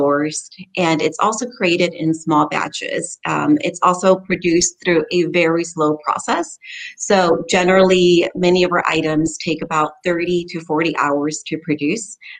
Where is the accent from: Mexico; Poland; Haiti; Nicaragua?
Mexico; Tijuana, Baja California; also born or lived in San Diego; now in Austin, United States; I grew up in Tijuana, Mexico, which is south of San Diego. I'm a first generation Mexican American. And when I was very young, my mom decided to move from California to Tijuana. So I essentially grew up living on both sides of the border